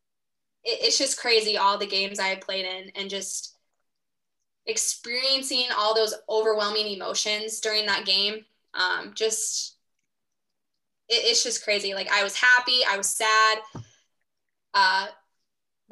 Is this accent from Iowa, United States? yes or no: yes; Pocahontas, Iowa, United States; moved away as an adult; also born or lived in Springfield, Missouri; I'm going to go home, live back home in Pocahontas.